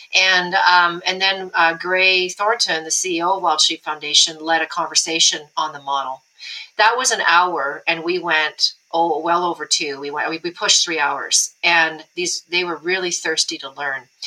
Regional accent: Alberta, Canada; in Alberta, guy I grew up with in my hometown

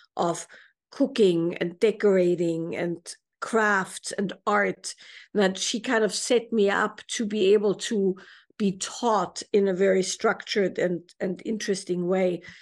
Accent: Salzburg, Austria; I grew up in Salzburg, Austria

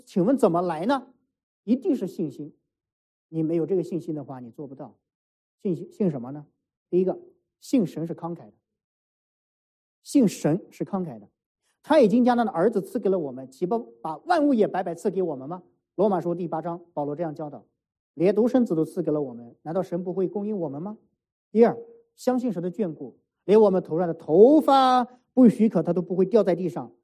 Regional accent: Shanxi, China; moved away; 我们山西老家

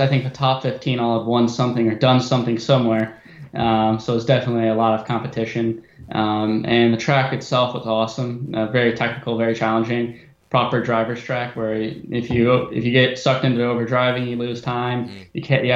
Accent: Winnetka, Illinois, United States; I'm located about 20 minutes north of Chicago in a suburb called Winnetka.

